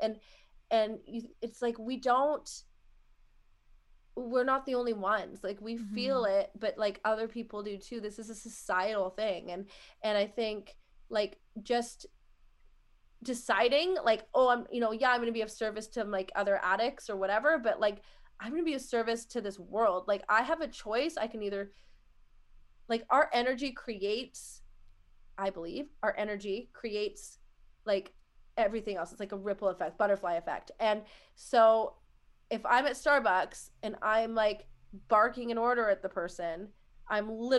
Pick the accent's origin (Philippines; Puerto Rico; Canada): Canada; She calls me her Canadian wife